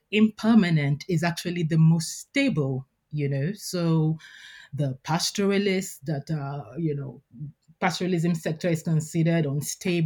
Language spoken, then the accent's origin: English; Nigeria; I'm Nigerian